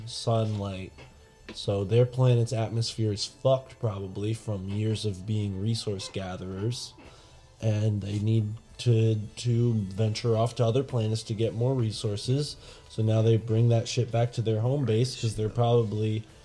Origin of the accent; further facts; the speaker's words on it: Connecticut, United States; we're from Connecticut, dude. We're not rednecks. We're not southern people.